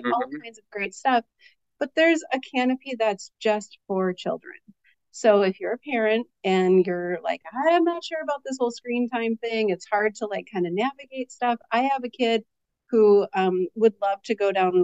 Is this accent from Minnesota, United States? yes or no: no; Lower Michigan, United States; also born or lived in Detroit, Michigan; I grew up in Lower Michigan. My family's originally from Detroit.